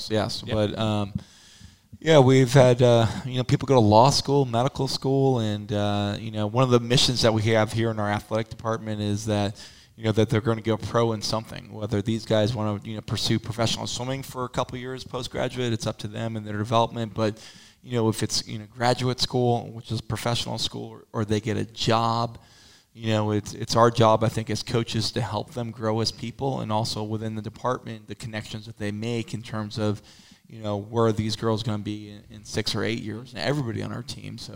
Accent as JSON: {"language": "English", "town": "San Diego", "region": "California", "country": "United States", "said": "I'm from San Diego, which is you know arguably the nicest climate in in the country"}